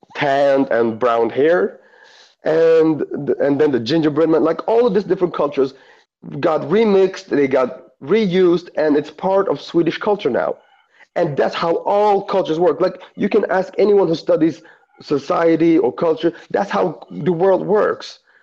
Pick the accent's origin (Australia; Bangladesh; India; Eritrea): Eritrea; I'm from Eritrea